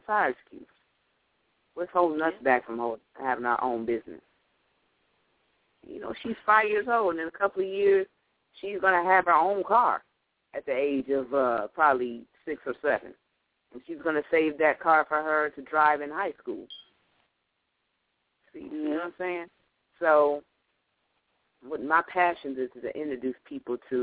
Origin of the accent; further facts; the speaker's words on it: Lansing, Michigan, United States; I'm from Lansing, Michigan. I stay in Michigan